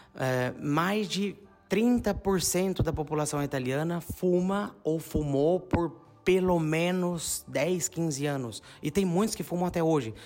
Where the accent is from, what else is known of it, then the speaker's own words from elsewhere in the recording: São João da Boa Vista, São Paulo, Brazil; moved away as an adult; now in Bagnolo Cremasco, Italy; como nós somos de São João, a gente tem muitos amigos na nossa rede de contatos de São João